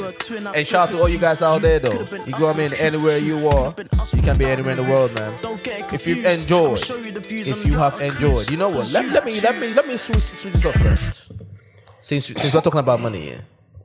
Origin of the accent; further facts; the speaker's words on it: Nigeria; born there; I was born in Nigeria.